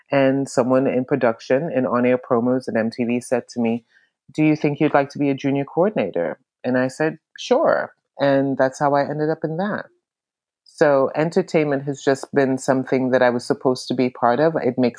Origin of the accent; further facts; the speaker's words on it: New York, United States; now in Florida, United States; I have been in New York since 1987. It's only been 3 months. I am a New Yorker.